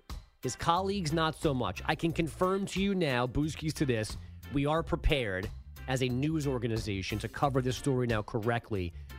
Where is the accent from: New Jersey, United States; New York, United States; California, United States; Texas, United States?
New York, United States; I'm a New Yorker my entire life. I cannot accept still on year 43 of my existence